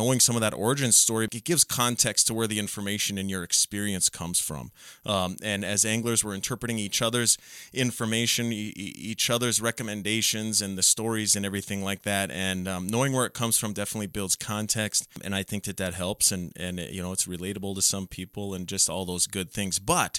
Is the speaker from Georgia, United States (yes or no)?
no; Otter Tail County, Minnesota, United States; I grew up in Ottertail County